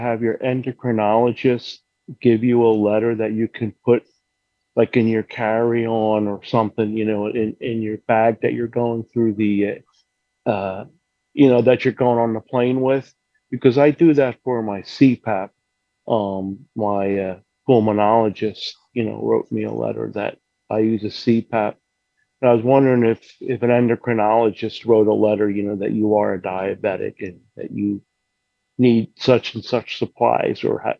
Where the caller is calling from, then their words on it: Bensalem, Pennsylvania, United States; Actually, I'm calling from Bensalem near Philly